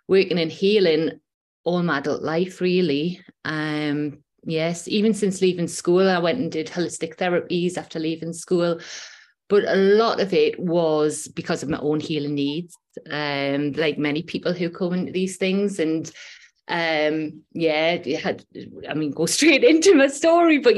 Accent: Newcastle upon Tyne, North East England, United Kingdom; accent: Geordie; now in Whitley Bay, United Kingdom; I'm from Newcastle upon Tyne. I live in Whitley Bay now, which is just on the coast.

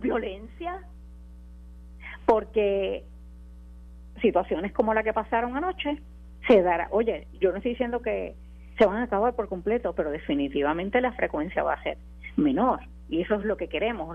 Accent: Puerto Rico; como puertorriqueña, como mujer

